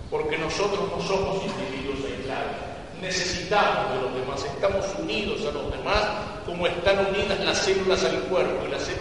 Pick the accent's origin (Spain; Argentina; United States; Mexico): Argentina; Buenos Aires; born or raised there